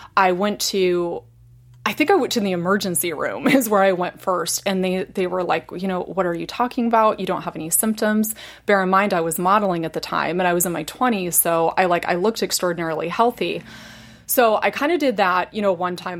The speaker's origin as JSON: {"language": "English", "region": "Indiana", "country": "United States", "tie": "born or raised there", "moved": "yes", "said": "I was born and raised in Indiana"}